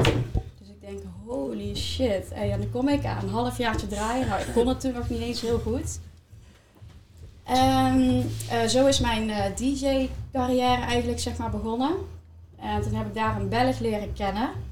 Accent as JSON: {"language": "Dutch", "town": "Eindhoven", "region": "North Brabant", "country": "Netherlands", "said": "wij komen uit Eindhoven"}